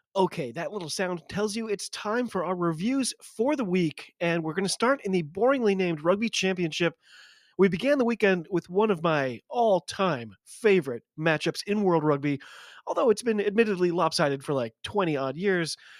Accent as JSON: {"language": "English", "country": "United States", "said": "I'm an American"}